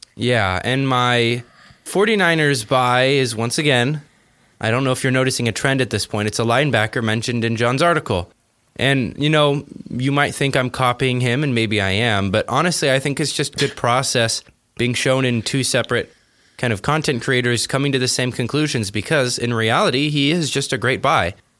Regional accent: Arizona, United States; born or raised there

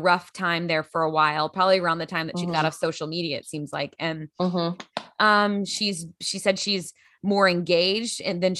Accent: Grand Prairie, Texas, United States; also born or lived in Los Angeles; now in Lexington, United States; From my hometown, Grand Prairie, Texas.

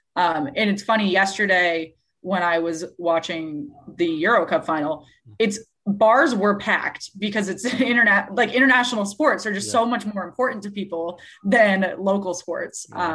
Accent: Massachusetts, United States; I grew up in Massachusetts

